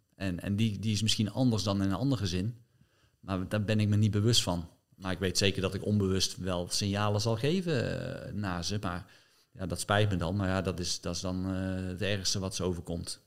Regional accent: Netherlands; je als Nederlander

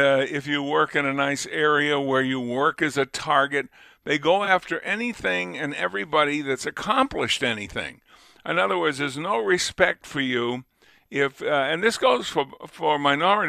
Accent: Lunenburg, Massachusetts, United States; now in Buffalo, United States; I was born in the next town, but I grew up in Lunenburg.

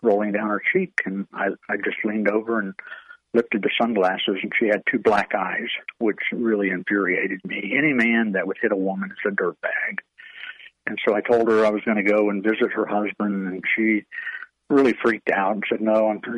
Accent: Auburndale, Florida, United States; when I was a child growing up in Auburndale, Florida.

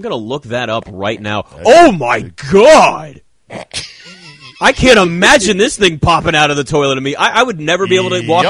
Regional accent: Virginia, United States; This is my house that I grew up in Virginia.

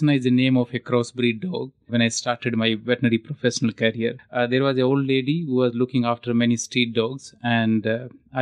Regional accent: Haryana, India; moved away; I'm actually from Haryana

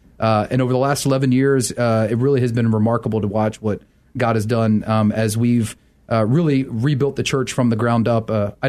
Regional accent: United States; moved away as an adult; also born or lived in Wheaton; I grew up right outside of Washington, D.C.

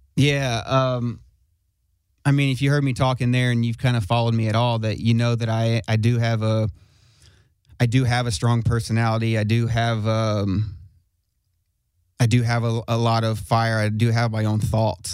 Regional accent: Smyrna, Tennessee, United States; I'm from Smyrna Smyrna Tennessee

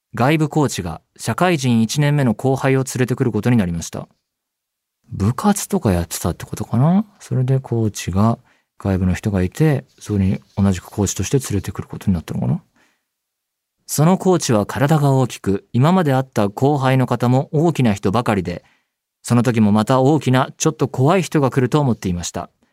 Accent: Saitama, Japan; 僕は埼玉県えー、出身

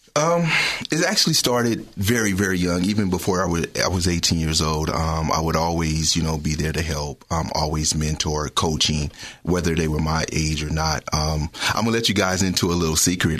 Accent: Richmond, United States; also born or lived in New Orleans; Growing up in Richmond, struggling

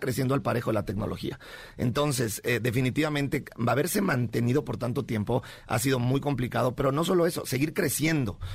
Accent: Mexico; aquí todos somos mexicanos

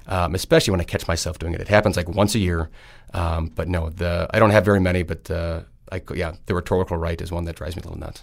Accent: Green Bay, Wisconsin, United States; also born or lived in Stevens Point, Wisconsin / Madison, Wisconsin / Twin Cities, Minnesota / Door County, Wisconsin; I grew up in Green Bay

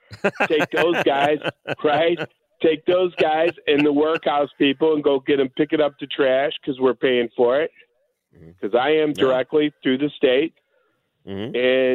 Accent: St. Louis, Missouri, United States; also born or lived in Bridgeton / St. Charles / St. Peters / O'Fallon; I was born and raised in St. Louis, Dogtown, and then moved to Bridgeton, St. Charles, St. Peter's, O'Fallon, and Lake St. Louis.

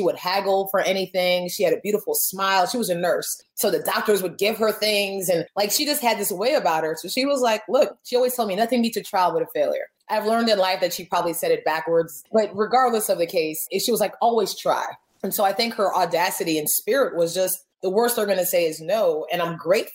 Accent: Miami, Florida, United States; now in Atlanta, United States; I'm originally from Miami, Florida. I live in Atlanta, Georgia now

